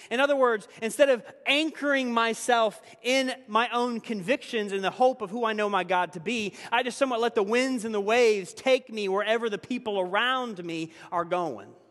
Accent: Tennessee, United States; moved away; my home state of Tennessee

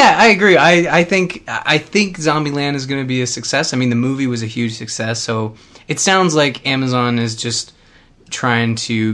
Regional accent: Canada; being a Canadian

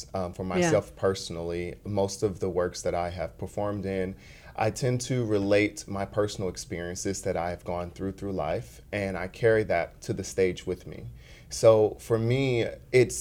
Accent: St. Louis, Missouri, United States; moved away as an adult; also born or lived in Kansas City, Missouri; I grew up in North St. Louis

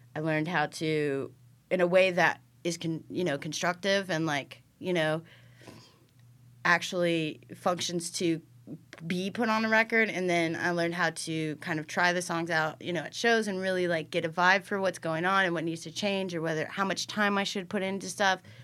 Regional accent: Iowa, United States; moved away; also born or lived in Illinois; I grew up in Iowa

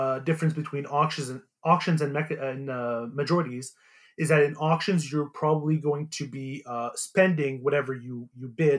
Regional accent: Montreal, Quebec, Canada; I'm from Montreal

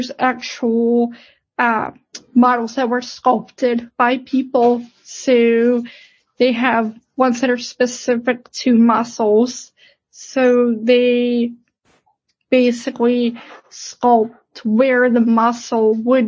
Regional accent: Pittsburgh, Pennsylvania, United States; I'm from Pittsburgh originally, so I am an hour away from home.

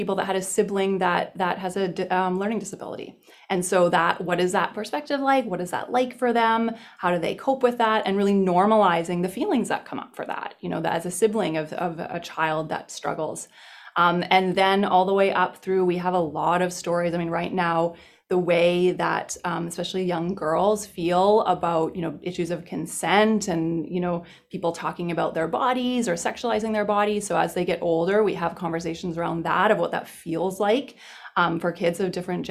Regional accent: British Columbia, Canada; I'm originally from British Columbia

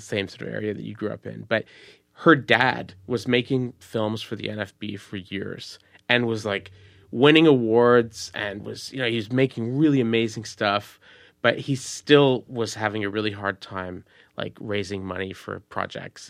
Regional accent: Montreal, Quebec, Canada; also born or lived in United States; I'm from, I'm from Montreal, and it's, it's different

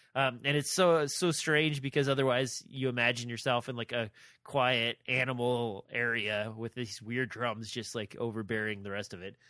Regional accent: Nebraska, United States; I'm from Nebraska

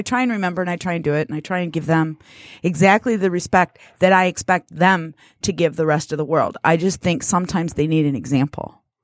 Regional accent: United States; I was born here. That makes me American.

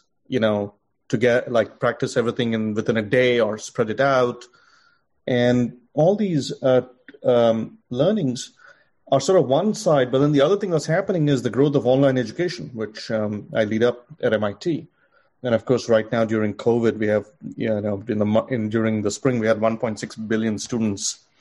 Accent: India; moved away; growing up in India, going to college

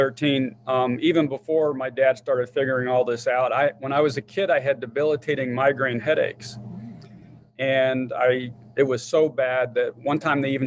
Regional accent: Southwest Virginia, United States; moved away; also born or lived in upstate New York; My childhood was in Southwest Virginia. Later moved up to upstate New York, which is where I met Kim

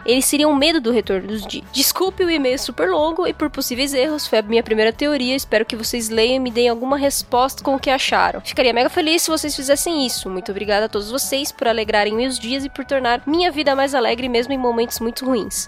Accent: Osasco, São Paulo, Brazil; eu venho de Osasco

